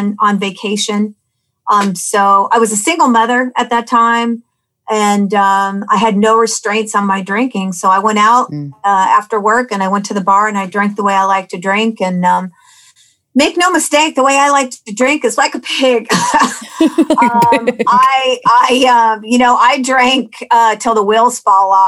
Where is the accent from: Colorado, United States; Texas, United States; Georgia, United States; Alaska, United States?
Alaska, United States; Anchorage; I grew up in Anchorage, and I grew up in an alcoholic home.